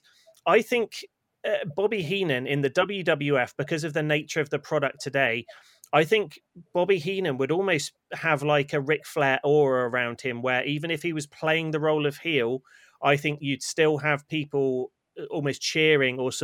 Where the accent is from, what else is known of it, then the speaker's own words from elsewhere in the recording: United Kingdom; as British wrestling fans